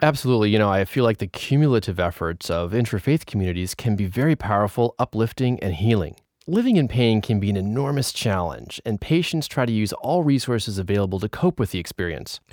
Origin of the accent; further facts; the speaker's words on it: Moraga, California, United States; We grew up together in Moraga, California, a suburb of San Francisco